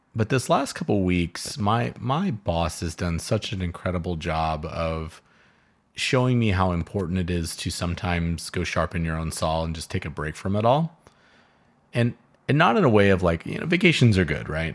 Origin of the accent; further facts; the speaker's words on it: Southern California, United States; I grew up in Southern California listening to KFI AM 640